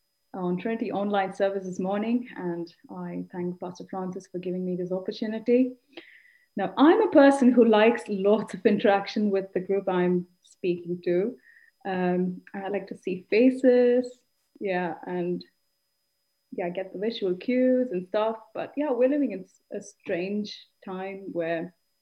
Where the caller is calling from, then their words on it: Eindhoven, North Brabant, Netherlands; I'm speaking from Eindhoven.